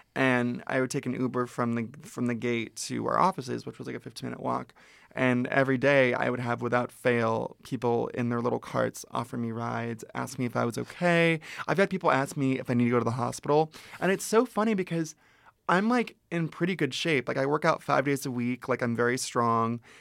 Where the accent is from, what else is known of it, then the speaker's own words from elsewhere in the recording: Ventura, California, United States; I grew up in Ventura, which is an hour north of here.